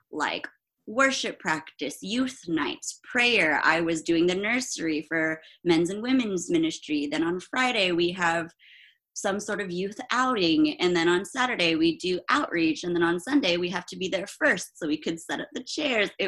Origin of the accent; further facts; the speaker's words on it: Philippines; also born or lived in Germany; I'm Filipino, so there's that whole uh, like Asian parent aspect.